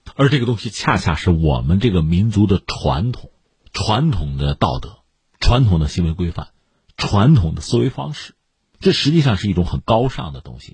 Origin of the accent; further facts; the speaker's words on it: China; 这难道是我们中国人发明的吗？